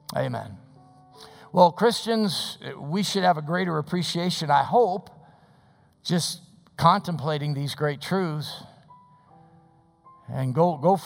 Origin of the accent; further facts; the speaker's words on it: Des Plaines, Illinois, United States; I was raised in Des Plaines.